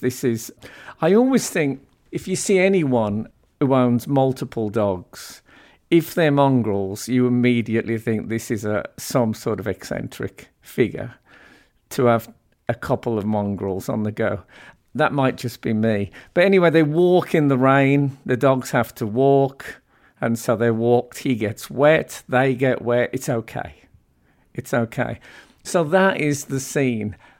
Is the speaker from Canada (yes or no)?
no; Birmingham, West Midlands, United Kingdom; moved away as an adult; now in London, United Kingdom; I grew up essentially in Birmingham and then moved to London in later life.